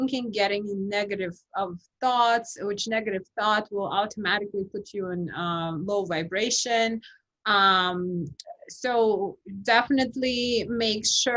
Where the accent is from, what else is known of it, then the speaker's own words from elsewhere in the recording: Kazakhstan; moved away; I'm from Kazakhstan